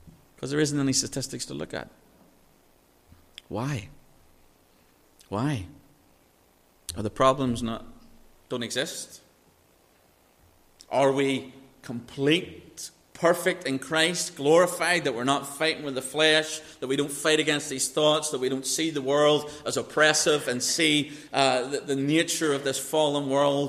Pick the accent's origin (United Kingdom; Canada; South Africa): United Kingdom; Northern Ireland; I was raised in Northern Ireland.